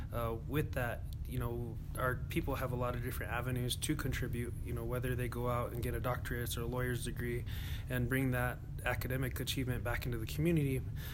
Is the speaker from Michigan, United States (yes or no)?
no; Ohkay Owingeh and Santa Clara Pueblo, New Mexico, United States; So for myself, I grew up in Oyenque and Santa Clara Pueblo, took part in both places. My dad's from San Juan and my mom is from Santa Clara. Went to high school at Mesa Vista High School up in Ojo Caliente